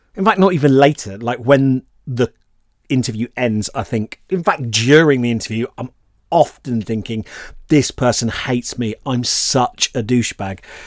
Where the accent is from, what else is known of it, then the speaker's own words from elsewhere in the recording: Bristol, South West England, United Kingdom; I grew up in Bristol, so like loads of Bristol City fans